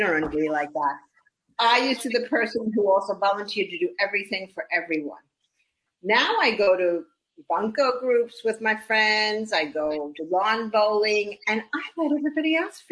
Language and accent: English; New York, United States; I grew up in New York like you did.